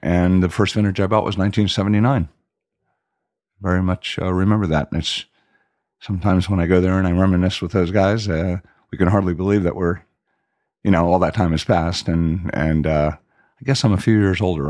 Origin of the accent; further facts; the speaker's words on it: Miami, Florida, United States; moved away as an adult; also born or lived in Washington, D.C.; now in Europe; I grew up in Southwest Miami